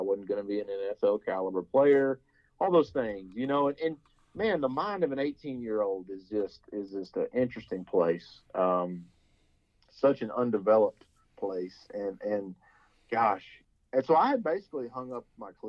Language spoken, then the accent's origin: English; Huntsville, Texas, United States; we growing up in Huntsville, our parents being Bearcats